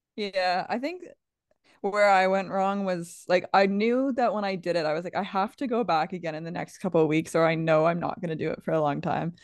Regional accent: Canada; We're from Canada.

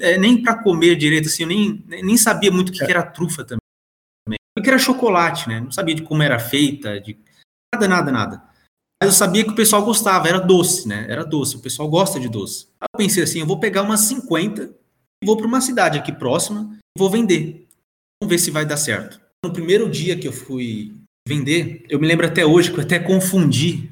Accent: São Paulo, Brazil; also born or lived in João Pessoa, Paraíba; now in Passo Fundo, Brazil; Então eu nasci em João Pessoa, mas praticamente eu, eu me criei em São Paulo, né? Alguns anos lá.

